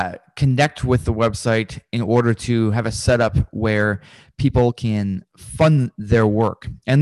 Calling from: Richmond, Virginia, United States; I'm calling from Richmond, Virginia. It's about 2 hours from Washington, D.C.

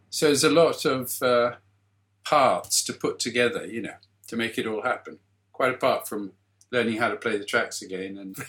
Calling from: South East England, United Kingdom; I'm sitting in my garden shed in West Sussex.

